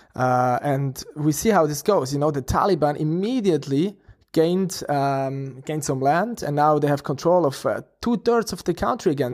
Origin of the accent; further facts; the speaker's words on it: Switzerland; we are from Switzerland